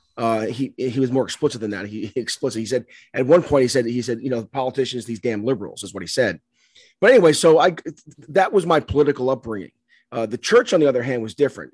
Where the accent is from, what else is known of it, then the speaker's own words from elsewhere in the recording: New York City, New York, United States; I grew up in the South Bronx, um, Catholic school